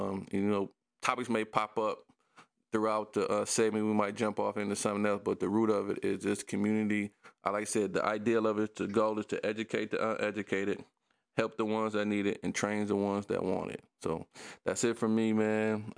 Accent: Detroit, Michigan, United States; I grew up on the Southwest Detroit, man. Everybody on the block knew you.

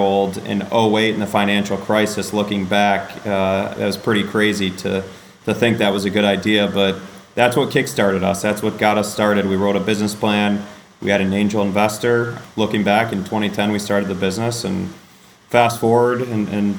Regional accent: Western Michigan, United States; I grew up in Western Michigan in an entrepreneurial family

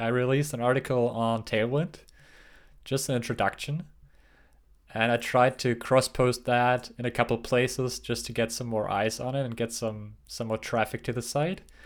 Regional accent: Germany; moved away; growing up in Germany

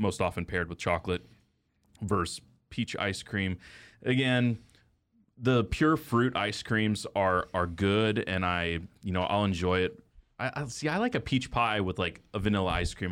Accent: Texas, United States; now in Kansas City, United States; we grew up in Texas, bluebell country.

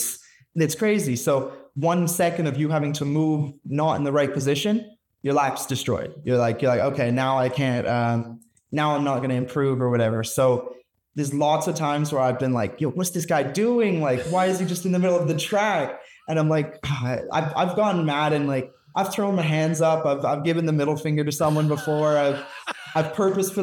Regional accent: Canada; also born or lived in Alberta; I'm Canadian

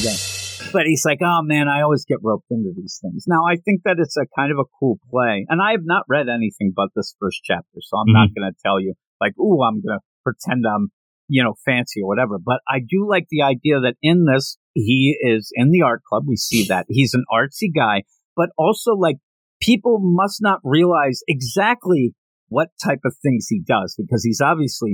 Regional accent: Pennsylvania, United States; We're both from Pennsylvania.

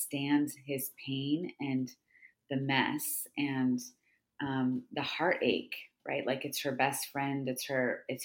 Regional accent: California, United States; I've been teaching about women's Bible study in my hometown here in California

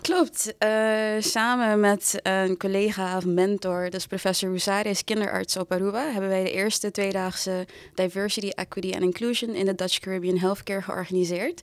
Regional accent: Curaçao; moved away as an adult; now in Amsterdam, Netherlands; Ik ben geboren en getogen op Curaçao met een Surinaamse moeder. Ik ben toen voor de studie verhuisd naar Amsterdam.

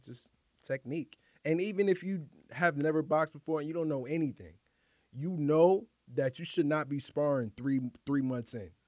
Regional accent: New York City, New York, United States; also born or lived in Harlem; grew up, born and raised in Highbridge

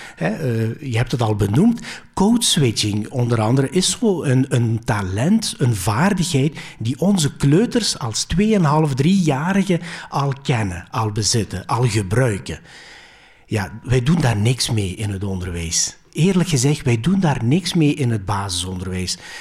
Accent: Belgium; Dutch is a second language; also born or lived in Greece; Ik ben hier geboren, maar ik heb twee jaar als kleuter in Griekenland uh, vertoefd, letterlijk vertoefd

